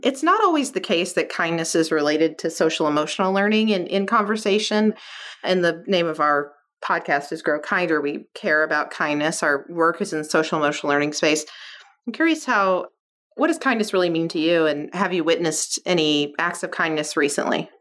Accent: Kentucky, United States; where I grew up, I'm from Kentucky

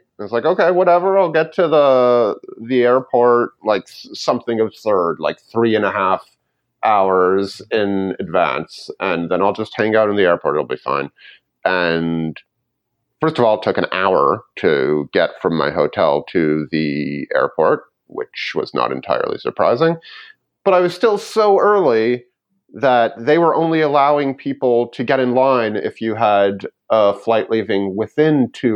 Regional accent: Canada; I'm Canadian

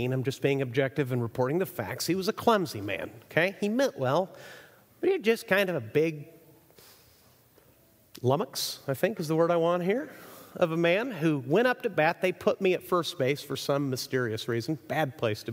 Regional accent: Chihuahua, Mexico; moved away; I grew up in Mexico, so I went to Mexican schools my entire life

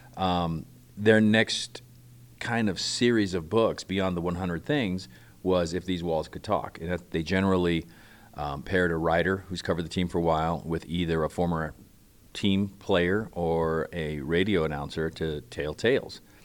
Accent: Barstow, California, United States; growing up in Barstow, California

